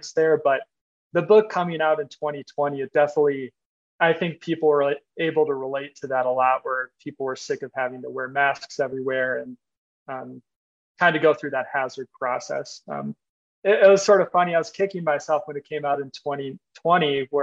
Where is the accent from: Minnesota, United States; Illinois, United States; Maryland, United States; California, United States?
Minnesota, United States; I'm from Minnesota